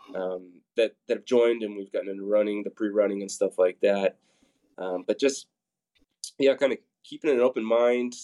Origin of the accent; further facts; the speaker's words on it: Papillion, Nebraska, United States; I grew up in Papillion, um, so I've got strong roots there